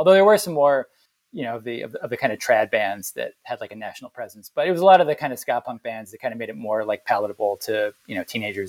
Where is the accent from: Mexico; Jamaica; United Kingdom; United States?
Jamaica; I'm from Jamaica. That's where I was born, in the sort of late 50s